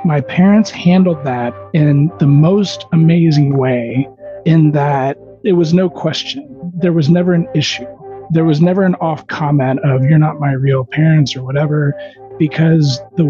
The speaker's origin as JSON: {"language": "English", "town": "Houston", "region": "Texas", "country": "United States", "tie": "born or raised there", "said": "I was born and raised in Houston, Texas. I grew up in the Cypress area."}